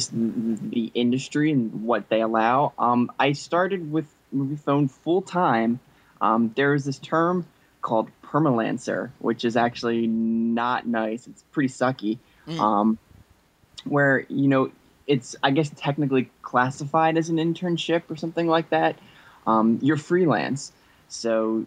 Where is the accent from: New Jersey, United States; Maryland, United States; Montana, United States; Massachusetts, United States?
New Jersey, United States; also born or lived in Los Angeles; I came back to New Jersey. I'm from Jersey